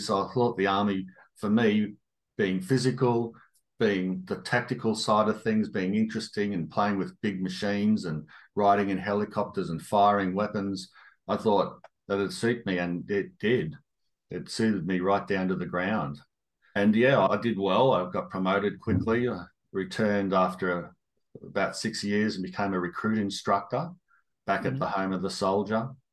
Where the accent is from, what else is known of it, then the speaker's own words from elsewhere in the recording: Toowoomba, Queensland, Australia; also born or lived in Darwin; I had a pretty happy childhood growing up in Toowoomba